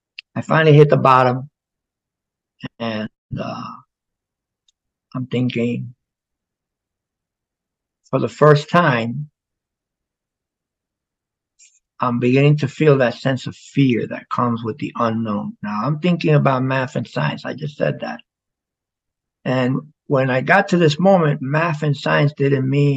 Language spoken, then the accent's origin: English; New York City, New York, United States; moved away; also born or lived in Florida; Growing up in the South Bronx